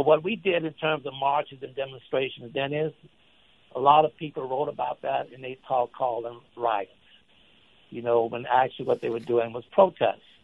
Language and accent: English; Shreveport, Louisiana, United States; Shreveport, which is my hometown